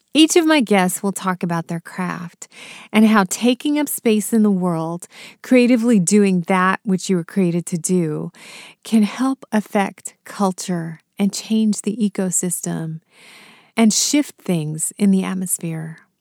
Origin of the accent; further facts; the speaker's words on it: United States; also born or lived in India; I was raised here in the States